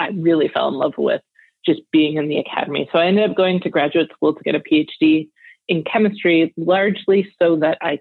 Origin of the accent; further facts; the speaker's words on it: outside Detroit, Michigan, United States; moved away as an adult; also born or lived in Rochester; I grew up outside Detroit